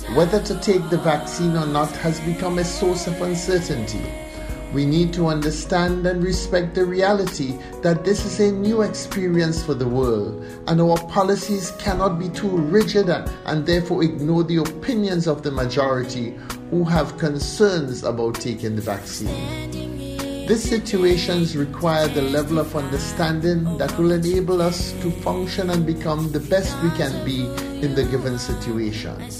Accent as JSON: {"language": "English", "country": "Grenada", "said": "as Grenadians"}